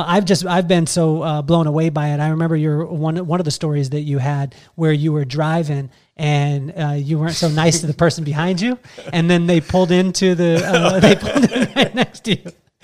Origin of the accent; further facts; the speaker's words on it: Central Coast, California, United States; we grew up in the Central Coast around the same time.